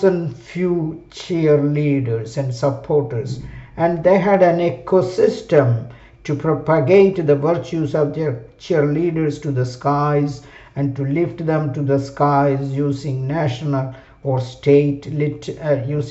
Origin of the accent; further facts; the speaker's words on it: Kerala, India; my home state of Kerala, India